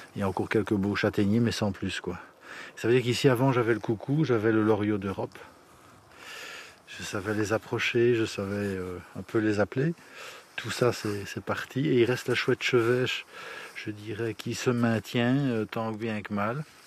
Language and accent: French; village of Thé, Wallonia, Belgium; Je suis natif du village de Thé, donc un indigène, et euh, j'adore mon village